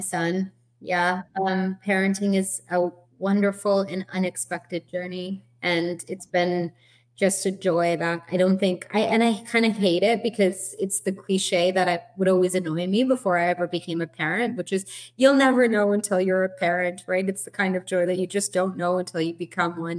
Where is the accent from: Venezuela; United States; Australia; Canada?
Canada; Edmonton, Alberta; moved away as an adult; now in Toronto, Canada; we are actually originally from Edmonton, uh, from your home province, Alberta